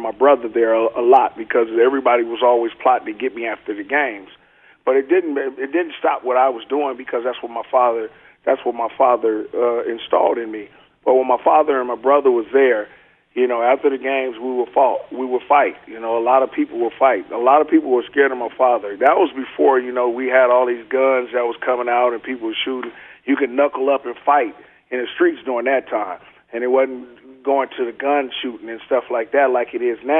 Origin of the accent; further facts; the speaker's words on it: Oakland, California, United States; moved away as an adult; also born or lived in Seattle; I grew up in Oakland all my life